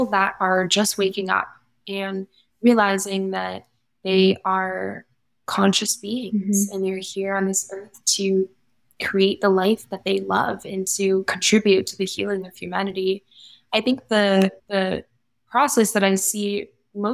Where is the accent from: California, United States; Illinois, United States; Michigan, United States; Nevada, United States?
Nevada, United States; Las Vegas; based here in Las Vegas, born and raised.